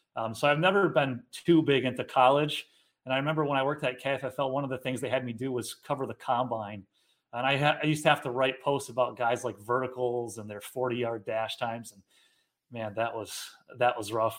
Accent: Ballston Spa, New York, United States; also born or lived in Guilderland, New York; I grew up in Ballston Spa. Um, I live in Gilderland now, so I've been in the Capital Region basically my whole life

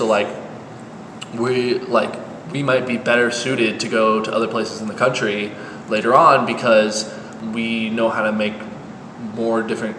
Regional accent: Colorado, United States; And I went up and I said, hey, I'm from Colorado. Like, I drove all the way here.

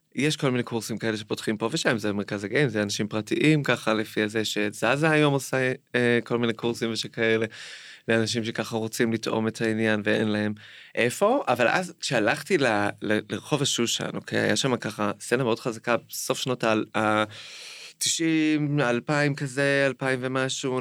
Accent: Jerusalem, Jerusalem District, Israel; גדלתי בגבעת שאול עד איזה גיל עשר כזה

